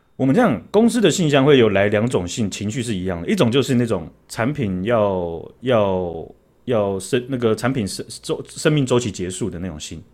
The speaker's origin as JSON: {"language": "Chinese", "region": "Taoyuan", "country": "Taiwan", "tie": "born or raised there", "said": "我这样子跑我们故乡桃园的客户跑了这么多"}